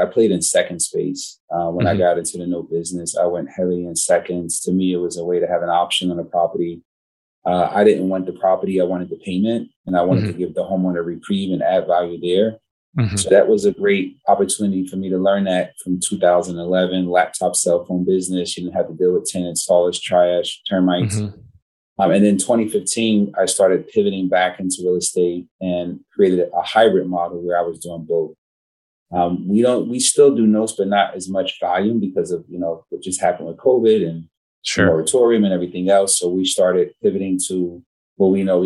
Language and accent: English; Newark, New Jersey, United States; I come from Newark, New Jersey, a lot of blighted properties, a lot of burnouts, drug infested area when I grew up in the 80s